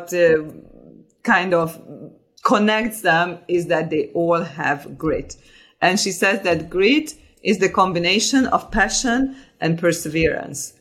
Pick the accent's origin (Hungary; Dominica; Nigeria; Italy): Hungary; also born or lived in Switzerland; now in London, United Kingdom; I was born in Hungary. I was born during the communism, and I had a very, very nice childhood